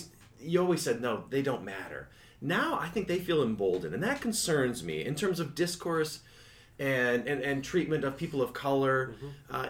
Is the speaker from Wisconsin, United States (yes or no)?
yes; Milwaukee, Wisconsin, United States; Growing up in Milwaukee when I was 21